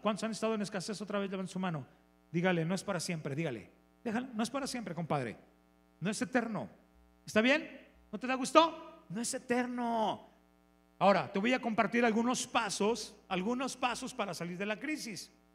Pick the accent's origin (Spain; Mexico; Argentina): Mexico; León, Guanajuato; Soy de León